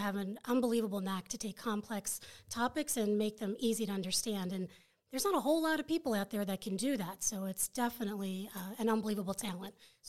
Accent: Florida, United States; I'm a military brat, so I was originally from Florida, so I was born down at Patrick Air Force Base in Florida.

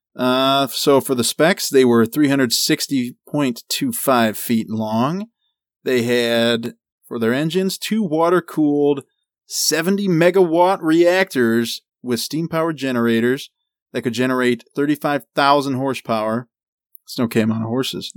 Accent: United States; I am American

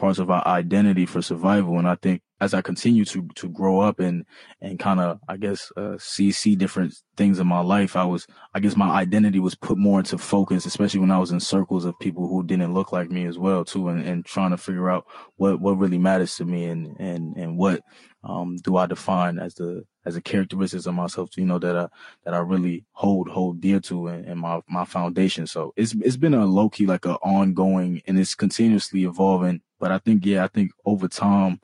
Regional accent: New York City, New York, United States; first language Bambara; also born or lived in Massachusetts; growing up in Harlem

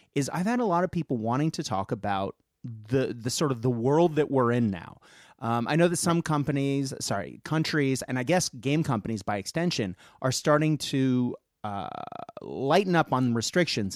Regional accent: United States; also born or lived in Baltimore; now in Australia; I'm an American living in Australia

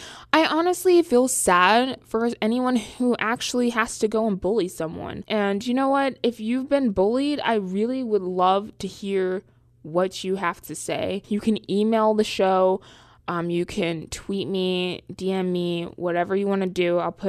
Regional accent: Charlotte, North Carolina, United States; now in New York, United States; I am from Charlotte, North Carolina. Yeah, I know I don't talk like it. But I go to school in New York City area.

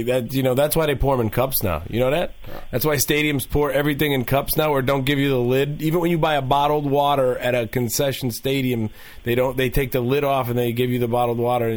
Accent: Cleveland, Ohio, United States; and I'm from Cleveland.

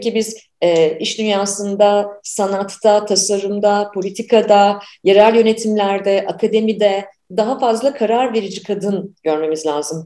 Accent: Ankara, Turkey; moved away as an adult; also born or lived in Canada; 90'ları ben Ankara'da büyüdüm, 90'larda Ankara'daydım.

